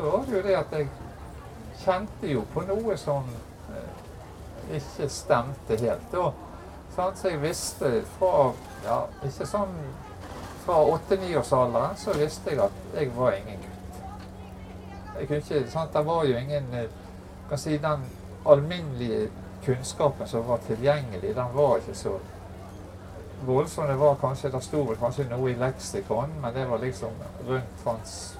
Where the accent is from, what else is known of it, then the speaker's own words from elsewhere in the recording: Bergen, Vestland, Norway; jeg er fra Bergen, så leste mye Bergens Tidende